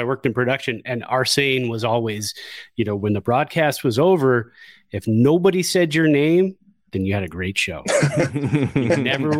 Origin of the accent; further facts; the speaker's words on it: Santa Clara, California, United States; I grew up in Santa Clara. I did not have cable in my neighborhood in the 70s and 80s growing up.